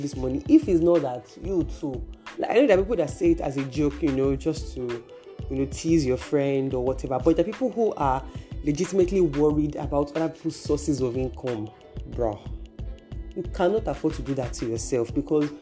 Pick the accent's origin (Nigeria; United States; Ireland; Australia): Nigeria; I am a Nigerian and I am operating from Nigeria